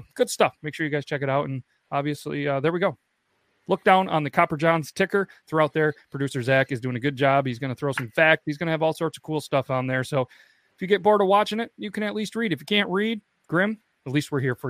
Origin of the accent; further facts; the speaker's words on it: Canada; You know, we're Canadian, so it's, you know, bourbon maple bio.